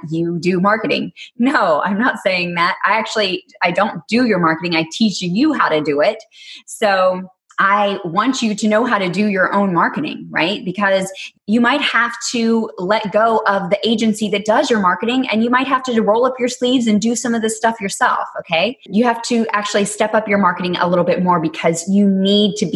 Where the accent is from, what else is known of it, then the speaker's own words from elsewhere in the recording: Texas, United States; accent: Texas; So I have to pay honor to my roots growing up in Texas.